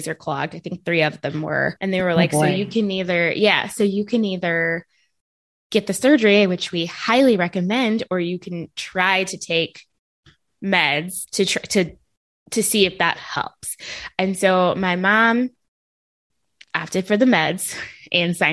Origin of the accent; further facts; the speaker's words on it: Hazelwood, Missouri, United States; where I grew up in Hazelwood, we had in St. Louis